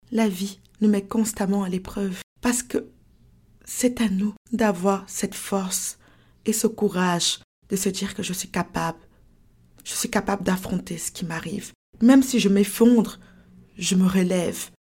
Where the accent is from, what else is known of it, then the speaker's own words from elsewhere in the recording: France; now in Canada; Et voilà comment je me suis retrouvée au Canada. Voilà comment j'ai quitté la France pour le Canada.